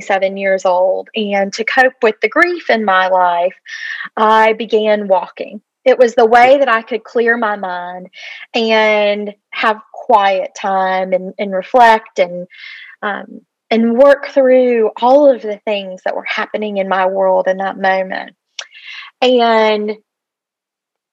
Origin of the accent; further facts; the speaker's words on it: Atlanta, Georgia, United States; I am originally from the Atlanta area and grew up in the city